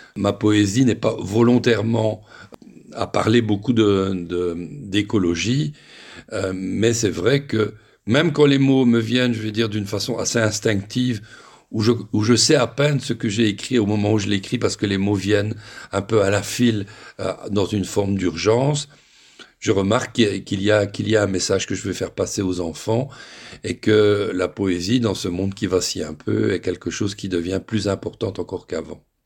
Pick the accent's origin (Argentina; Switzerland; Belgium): Belgium; moved away